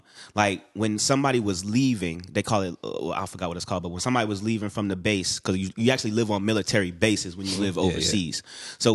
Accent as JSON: {"language": "English", "region": "Florida", "country": "United States", "tie": "born or raised there", "also_born_or_lived": "Bronx, United States / England / Japan / Atlanta, United States", "said": "I was born in the Bronx, but like shortly after I was born, my father joined the military. So then I ended up living in like England. Then I lived in Japan. Then I did all the fun shit in Florida. So I went to high school and college in Florida."}